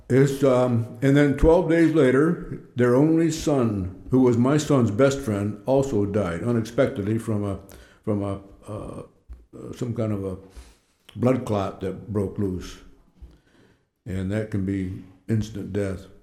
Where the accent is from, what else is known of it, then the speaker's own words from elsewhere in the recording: Oneida, New York, United States; born there; Um, actually, I was born in Oneida, but uh, uh, New York, which is just five, five miles away from Verona.